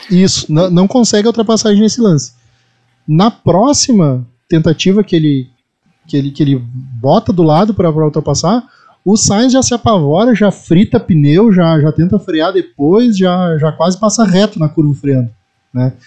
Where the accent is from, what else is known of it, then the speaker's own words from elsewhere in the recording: the South, southern Brazil, Brazil; É uma expressão que a gente usa muito aqui no Sul